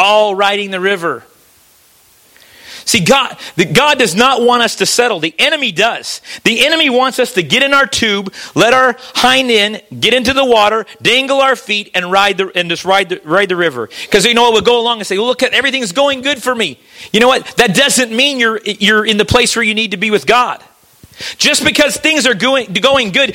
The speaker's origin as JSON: {"language": "English", "country": "United States", "tie": "born or raised there", "also_born_or_lived": "Missouri / Kentucky", "moved": "yes", "said": "I was raised back in Missouri and Kentucky in that area, and we float the river back there"}